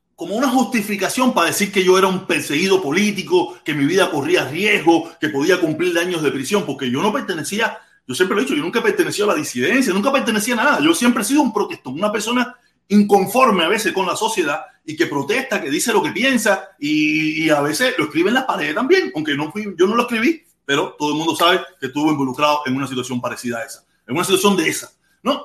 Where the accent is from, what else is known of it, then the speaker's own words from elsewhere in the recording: Cuba; now in United States; la mayoría de todos los cubanos que estamos en los Estados Unidos, yo puedo poner que el 98, 97% somos cubanos que nos acogimos a una ley de refugiados